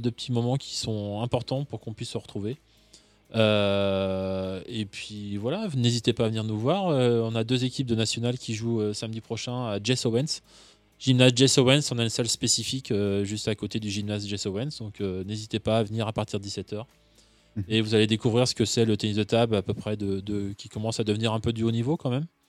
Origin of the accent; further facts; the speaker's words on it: Brittany, France; moved away; je suis breton